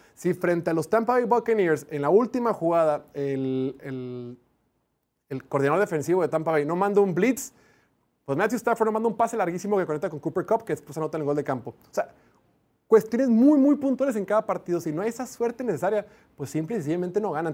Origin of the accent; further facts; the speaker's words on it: Mexico; desde que estoy en secundaria en prepa para un día ser profesional aquí en mi país